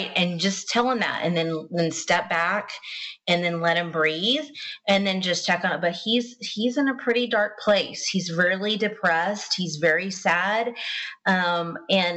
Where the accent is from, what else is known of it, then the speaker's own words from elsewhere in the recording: the South, United States; I'm from the South. We say things different.